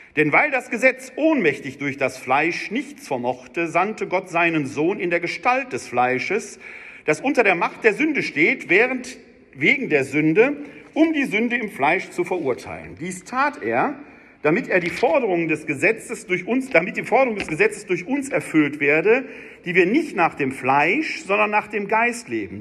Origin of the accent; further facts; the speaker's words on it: Wuppertal, North Rhine-Westphalia, Germany; ich komme ja aus Wuppertal